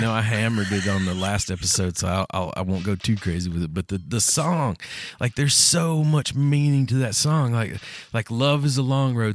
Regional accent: United States; my hometown or any town in Tennessee or Kentucky

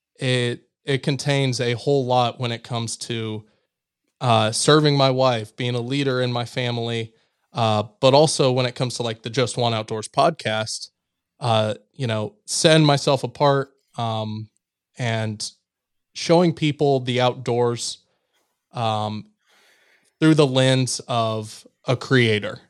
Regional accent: Missouri, United States; my home state

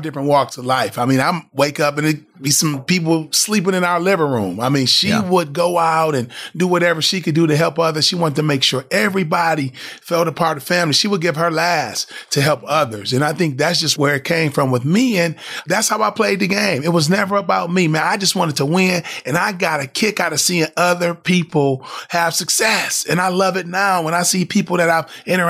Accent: Flint, Michigan, United States; growing up in Flint

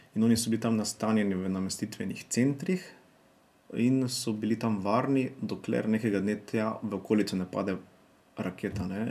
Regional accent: Črenšovci, Mura, Slovenia; Prihajamo iz Župnije Črnšavci

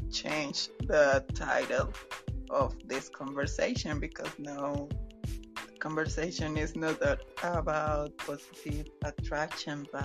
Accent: Colombia; first language Spanish; English is a second language; I'm from Colombia, and my native speaking is Spanish.

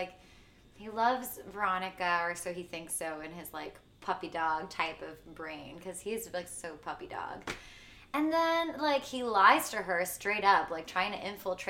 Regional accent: Puerto Rico; also born or lived in Miami; I grew up in Puerto Rico my second half of my life

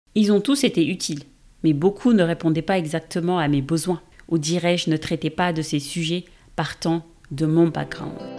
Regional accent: Senegal; moved away as an adult; now in France; Je suis sénégalaise d'origine et je vis en France, ou en Europe devrais-je dire, depuis bientôt 15 ans

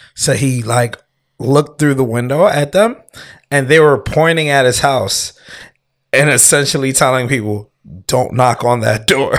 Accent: United States; also born or lived in Canada; when I was, like, seven or eight, we moved back to the U S. And then I've been here ever since

